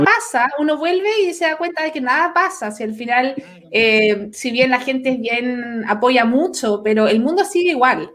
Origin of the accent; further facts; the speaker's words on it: Santiago, Santiago Metropolitan Region, Chile; moved away as an adult; now in Concepción, Chile; soy de Santiago